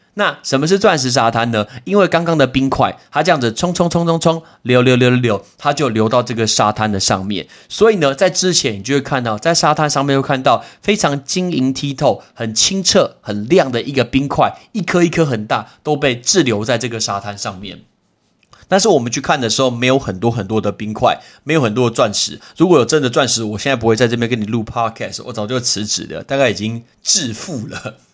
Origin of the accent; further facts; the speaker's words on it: Taiwan; 我们来自于台湾